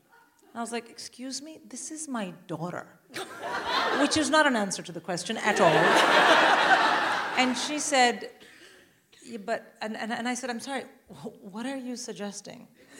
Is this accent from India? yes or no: yes; India; I'm Indian. I would rather die.